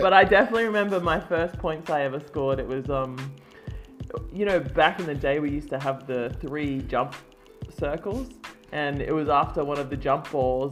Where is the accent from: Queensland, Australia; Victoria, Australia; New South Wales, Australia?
Queensland, Australia; Mackay; moved away; I grew up in North Queensland and it's a very big state.